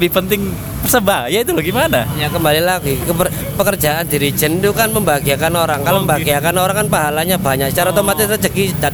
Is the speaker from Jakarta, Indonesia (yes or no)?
no; Surabaya, East Java, Indonesia; jadi saya sendiri asli arek Surabaya